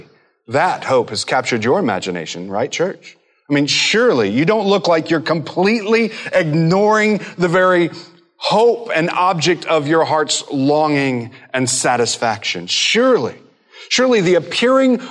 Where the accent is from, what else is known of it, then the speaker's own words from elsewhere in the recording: Midwest, United States; growing up in the Midwest and a family that didn't really take travel for vacations